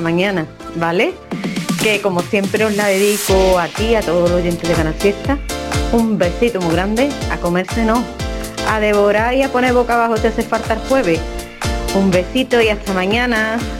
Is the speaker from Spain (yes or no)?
yes; Isla Cristina, Andalusia, Spain